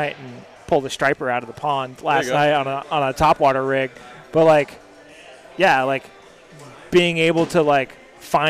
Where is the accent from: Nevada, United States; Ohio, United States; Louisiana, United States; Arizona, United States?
Arizona, United States; I grew up in Arizona.